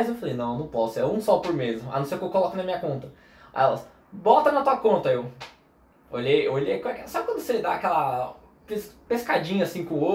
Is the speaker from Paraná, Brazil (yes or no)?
yes; Foz do Iguaçu, Paraná, Brazil; born there; also born or lived in São Paulo; Na real, tipo assim, eu nasci em Foz. Eu morei 17 anos